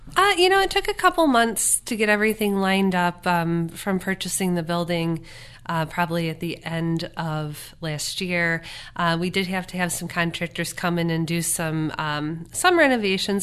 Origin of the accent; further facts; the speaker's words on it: Chautauqua County, New York, United States; I grew up in Canastega. I've always been a Chautauqua County person